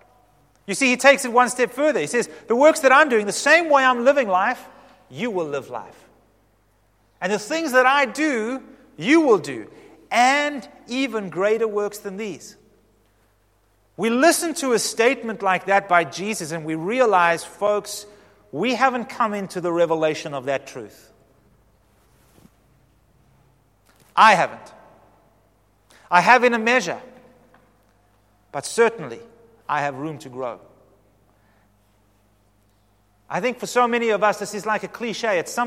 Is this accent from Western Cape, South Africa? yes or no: yes; Western Cape, South Africa; we're all from the Cape